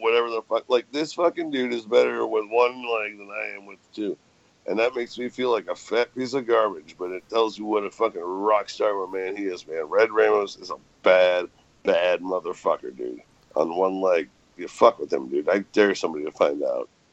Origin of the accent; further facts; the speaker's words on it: Great Lakes, United States; I grew up on the Great Lakes